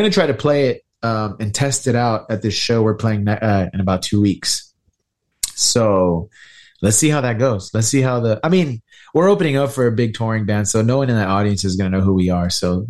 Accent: Houston, Texas, United States; I'm from Houston. Yeah. I mean, yeah, seriously, from the fucking city.

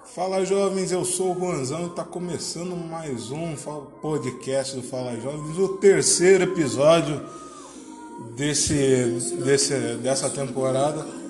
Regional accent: Tatuí, São Paulo, Brazil; also born or lived in Piracicaba; Eu nasci em Piracicaba, mas moro em Tatuí

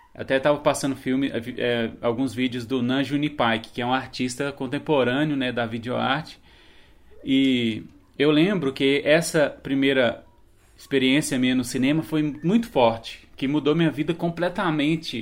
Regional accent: Minas Gerais, Brazil; É a minha cidade onde eu nasci, onde minha família mora

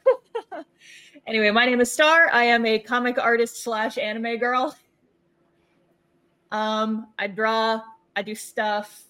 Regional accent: Canada; I'm also a Canadian

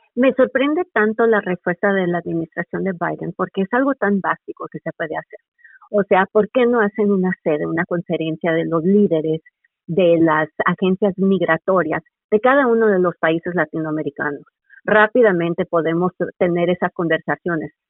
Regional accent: United States; No solamente estoy hablando desde la perspectiva como estadounidense

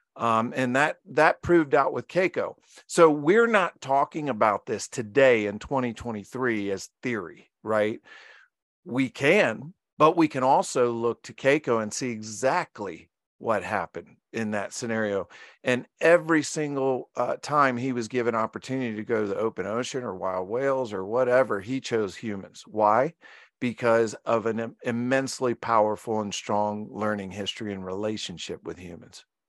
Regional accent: Virginia, United States; I was born in Virginia

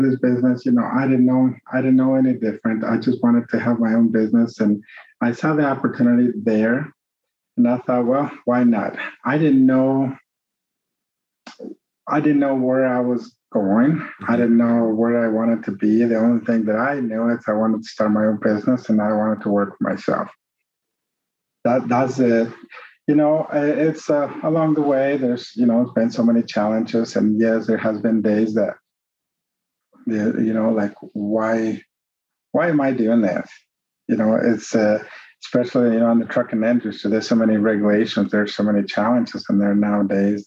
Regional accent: Mexico; English is a second language; moved away; I'm from Mexico. I was born and raised

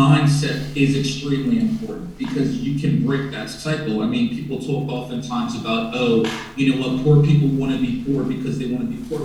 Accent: United States; moved away as an adult; now in Saudi Arabia; growing up in the United States of America

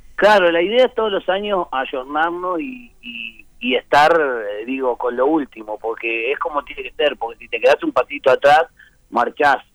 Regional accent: Uruguay; somos, somos uruguayos

